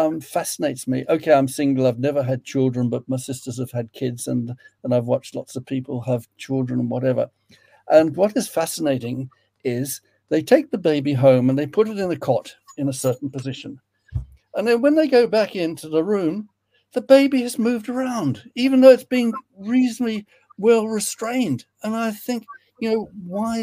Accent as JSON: {"language": "English", "town": "Sydney", "region": "New South Wales", "country": "Australia", "tie": "born or raised there", "also_born_or_lived": "England", "lives_now": "Western Australia, Australia", "said": "I was born in Sydney, but I've lived in England five times."}